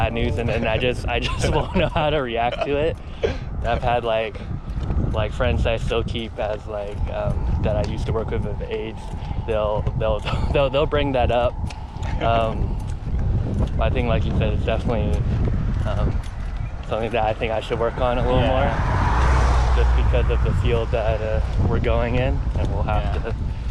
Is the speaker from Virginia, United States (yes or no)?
no; Santa Cruz, California, United States; growing up in Santa Cruz, where there's definitely like almost like no Asian yeah. people